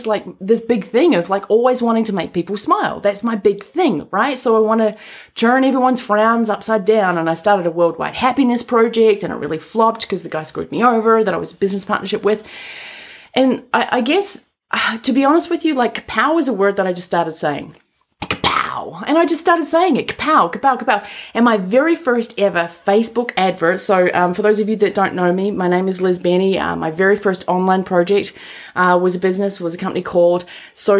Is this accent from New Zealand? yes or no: yes; New Zealand; moved away; also born or lived in Colorado; I'm from New Zealand